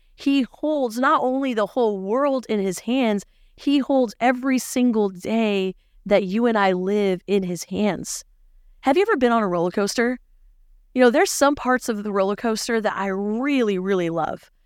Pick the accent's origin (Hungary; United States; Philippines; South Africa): Philippines; moved away; growing up in the Philippines